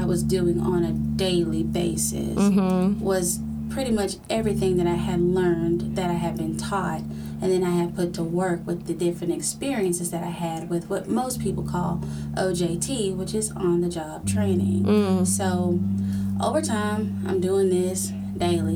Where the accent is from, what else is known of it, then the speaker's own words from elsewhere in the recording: Huntsville, Alabama, United States; I was born and raised in Huntsville, Alabama.